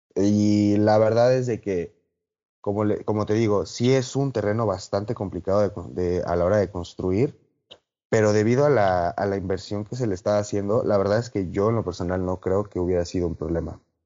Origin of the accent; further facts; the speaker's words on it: Mexico; como buenos mexicanos que somos